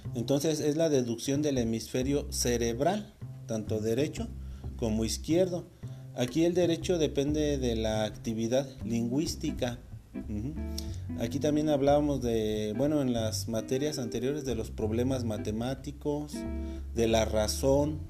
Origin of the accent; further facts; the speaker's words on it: Mexico; aquí nosotros en México podemos decir, ah, pues es que hablamos español